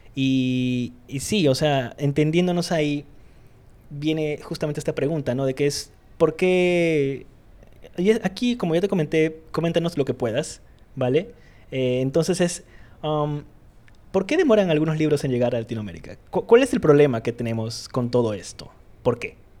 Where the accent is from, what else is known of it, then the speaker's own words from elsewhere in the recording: Iquitos, Loreto, Peru; now in Lima, Peru; soy de Quito, soy de, de Iquitos, soy de la isla